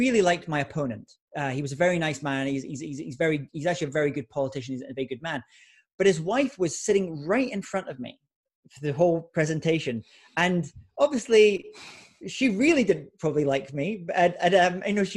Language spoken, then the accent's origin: English; Scotland, United Kingdom; I was giving a lot of speeches in my home country of Scotland in the UK